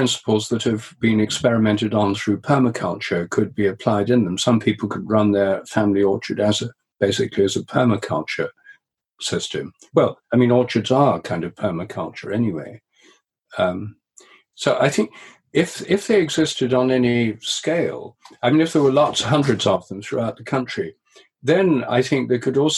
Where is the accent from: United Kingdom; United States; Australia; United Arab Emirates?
United Kingdom; Newark, East Midlands; the centre of Newark, where I grew up in Nottinghamshire